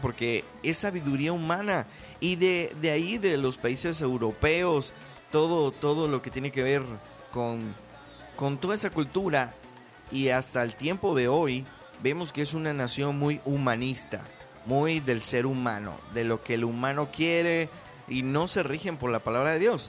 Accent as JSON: {"language": "Spanish", "country": "Venezuela", "moved": "yes", "lives_now": "Mexico", "said": "soy de Venezuela, pero también ya soy más mexicano que pues que el Chile"}